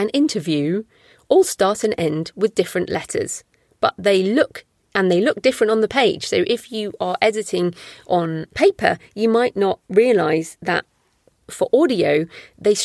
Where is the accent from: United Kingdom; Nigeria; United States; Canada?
United Kingdom; I'm British